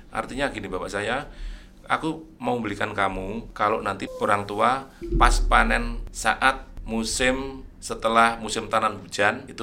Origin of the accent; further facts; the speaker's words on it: Wonogiri, Central Java, Indonesia; born there; kemudian saya dilahirkan di Wonogiri 1 Juni 1964